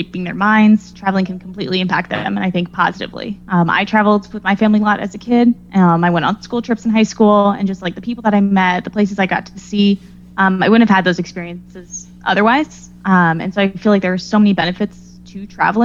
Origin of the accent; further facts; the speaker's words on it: Dallas, Texas, United States; moved away as an adult; now in New England, United States; I'm originally from Texas